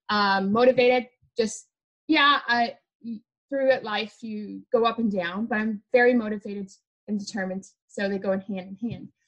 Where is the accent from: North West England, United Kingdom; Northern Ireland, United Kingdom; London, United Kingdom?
Northern Ireland, United Kingdom; So the first color is green because I'm originally from Northern Ireland.